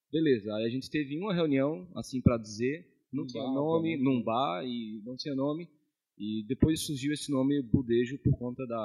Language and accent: Portuguese; Cariri, Ceará, Brazil; nós somos do Cariri, nós somos cearenses